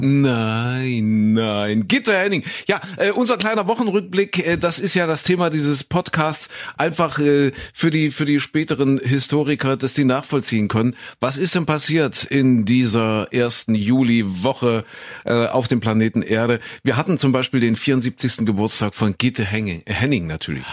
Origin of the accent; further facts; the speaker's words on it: Saxony-Anhalt, Germany; ich bin ja groß geworden in Sachsen-Anhalt in Kuhköthen